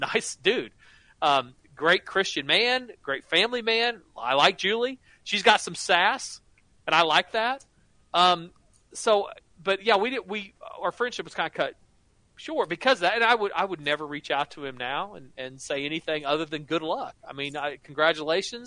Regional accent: Oklahoma, United States; I grew up in Oklahoma, went to a number of schools, but actually went to OU also

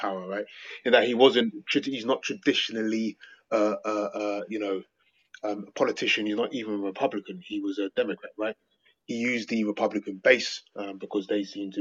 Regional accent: England, United Kingdom; I'm not American, I'm English

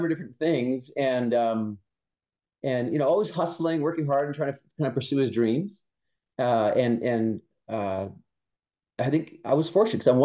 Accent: Winnipeg, Manitoba, Canada; in Canada, where I grew up in Winnipeg, Manitoba, Canada.

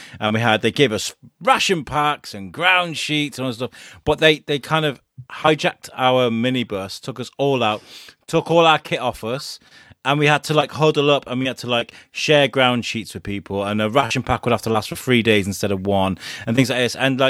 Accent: Ireland; Yeah, I'm Irish, so we used to eat potatoes and pray to the pagan gods.

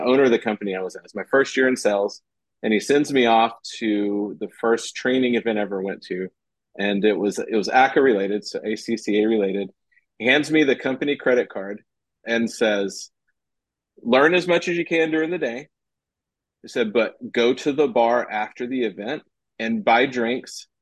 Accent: Austin, Texas, United States; In Austin. Yeah. In my hometown where I'm at right now

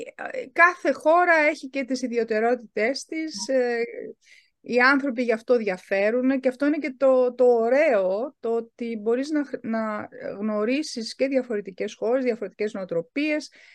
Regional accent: Germany; γεννήθηκα και μεγάλωσα στη Γερμανία

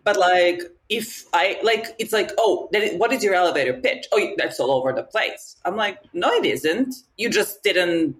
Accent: Novi Sad, Vojvodina, Serbia; moved away as an adult; now in Paris, France; I am originally from Novi Sad in Serbia, and I've been living here for the last 12 years. Um, and yeah, I'm in Paris.

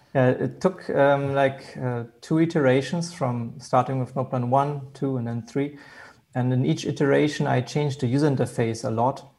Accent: Hanover, Lower Saxony, Germany; I'm from Germany.

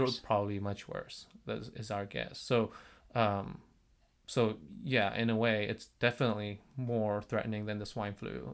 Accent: South Korea; moved away as an adult; now in United States; I am from South Korea

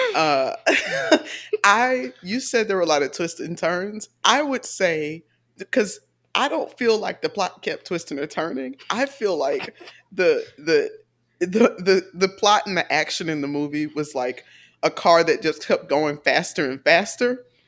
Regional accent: Atlanta, Georgia, United States; I'm from Atlanta

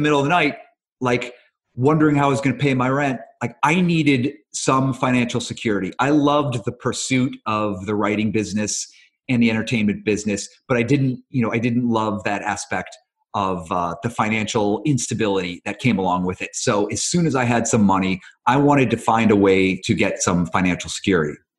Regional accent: Cleveland, Ohio, United States; moved away as an adult; also born or lived in New York; now in Los Angeles, United States; So I grew up in Cleveland

